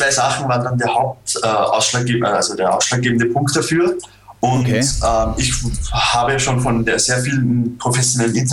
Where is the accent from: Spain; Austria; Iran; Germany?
Austria; Was äh, für mich als Österreicher äh, natürlich nicht funktioniert.